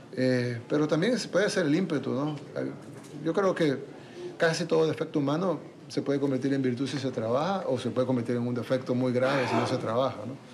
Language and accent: Spanish; El Salvador; Nosotros como salvadoreños